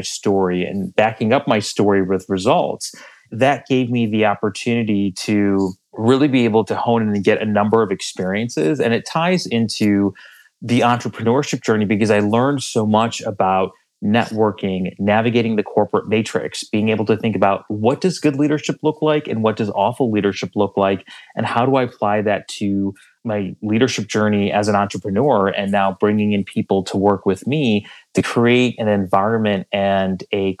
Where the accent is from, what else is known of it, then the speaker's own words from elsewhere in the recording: Chicago, Illinois, United States; I'm originally from the Chicagoland area. I currently live in the city of Chicago